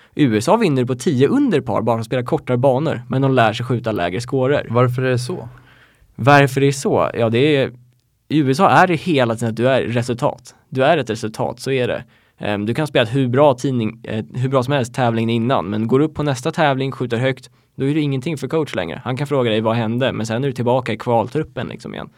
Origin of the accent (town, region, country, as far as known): Sweden; moved away as an adult; also born or lived in United States